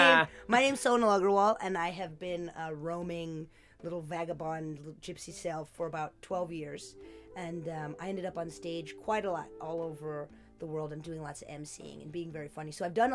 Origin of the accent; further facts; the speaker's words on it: United States; I'm American.